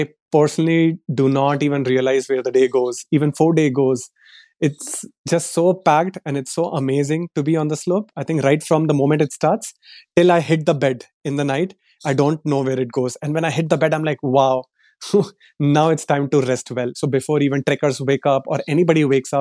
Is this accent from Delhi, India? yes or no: yes; Delhi, India; moved away as an adult; So I come from Delhi. I was born and brought up in Delhi.